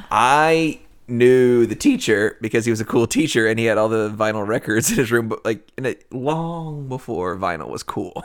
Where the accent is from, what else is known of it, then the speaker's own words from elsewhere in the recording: Nashville, Tennessee, United States; also born or lived in Cleveland; we grew up in Nashville.